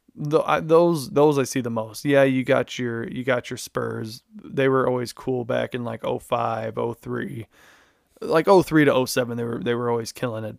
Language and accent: English; Chicago, Illinois, United States; I'm from Chicago, born and raised